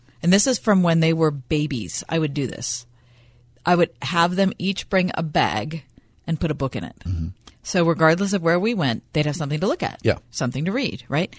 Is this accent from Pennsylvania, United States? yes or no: yes; Pittsburgh, Pennsylvania, United States; we're from Pittsburgh